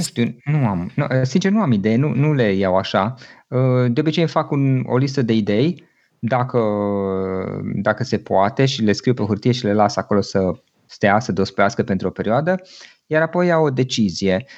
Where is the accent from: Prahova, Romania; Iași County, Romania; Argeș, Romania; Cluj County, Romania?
Cluj County, Romania; Cluj-Napoca; also born or lived in Gorj County, Oltenia; M-am născut undeva în Oltenia, în zona Gorj, iar atunci când eram foarte mic, 2-3 ani aveam, părinții mei au decis să se mute în Cluj și aici am copilărit, aici am crescut